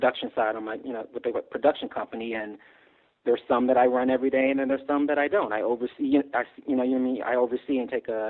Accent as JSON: {"language": "English", "region": "Texas", "country": "United States", "said": "I'm from Texas"}